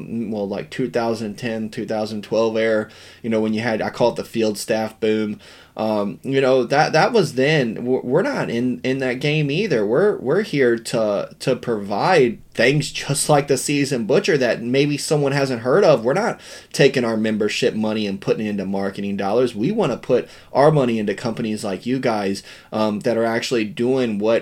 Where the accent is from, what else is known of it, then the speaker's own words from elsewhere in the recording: West Virginia, United States; we grew up real poor in Western Virginia